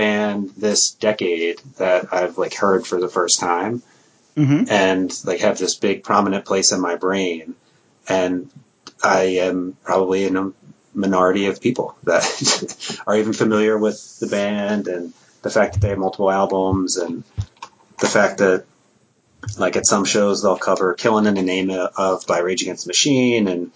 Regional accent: Philadelphia area, New Jersey, United States; now in Minnesota, United States; growing up in South Jersey, Philly area

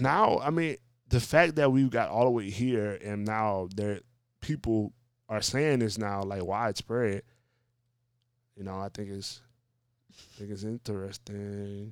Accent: Louisiana, United States; New Orleans, like, my home state

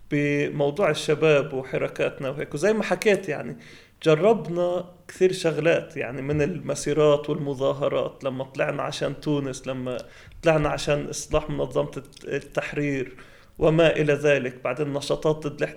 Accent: Palestine; يعني احنا كفلسطينيه موحدين ايش ايش اهدافنا

